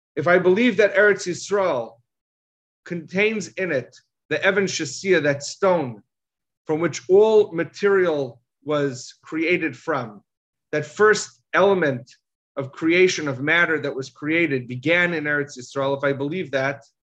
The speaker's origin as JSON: {"language": "English", "country": "United States", "tie": "born or raised there", "said": "All of us here were, were, were raised in America"}